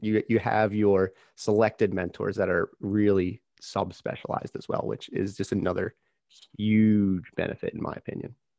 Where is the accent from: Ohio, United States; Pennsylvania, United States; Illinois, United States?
Pennsylvania, United States; Philadelphia area; we're from the same area. We, we grew up probably, what, within the same hour of each other?